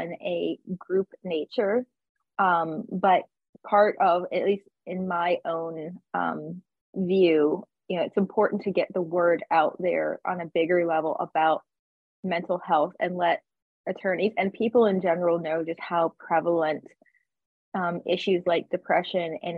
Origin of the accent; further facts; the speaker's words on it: Virginia, United States; also born or lived in Tennessee / Nashville; now in Fort Lauderdale, United States; growing up in Virginia and living in Tennessee for many, many years